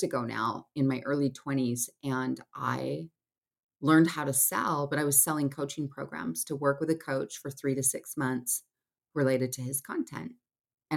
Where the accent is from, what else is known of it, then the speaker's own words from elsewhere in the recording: Salt Lake City, Utah, United States; I'm based in Salt Lake City, Utah. I grew up here